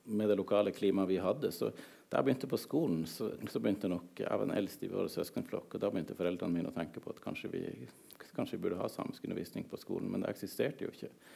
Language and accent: Norwegian; southern Troms, Norway; first language Northern Sami; så jeg vokst opp helt sør i Troms fylke. I, eh, i, eh, i de samiske småbrukersamfunn